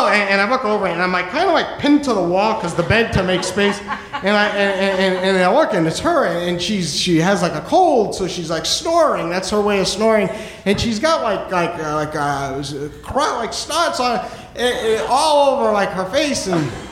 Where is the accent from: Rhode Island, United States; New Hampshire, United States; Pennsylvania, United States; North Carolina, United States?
New Hampshire, United States; moved away as an adult; now in New York, United States; I am originally from New Hampshire. Um, first 23 years of my life I spent in New Hampshire